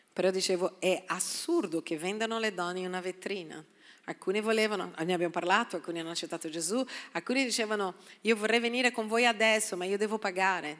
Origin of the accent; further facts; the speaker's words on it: Brazil; now in Italy; Sono brasiliana